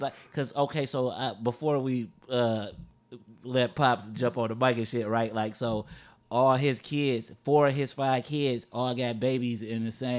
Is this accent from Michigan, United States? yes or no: yes; Inkster, Michigan, United States; I'm from Angster.